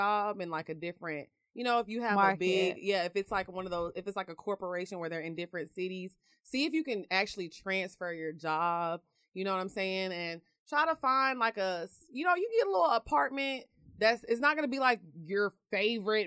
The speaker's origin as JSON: {"language": "English", "town": "Orange", "region": "Texas", "country": "United States", "tie": "born or raised there", "also_born_or_lived": "Houston, Texas", "moved": "as an adult", "said": "I lived in Houston for 10 years, but I grew up in Orange, Texas."}